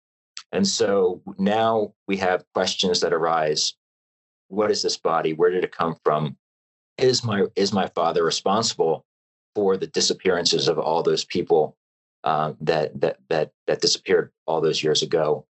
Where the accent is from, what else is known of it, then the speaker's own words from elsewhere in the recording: Pasadena, Maryland, United States; now in California, United States; I was growing up as a kid, you know, running around the streets and woods of Pasadena, Maryland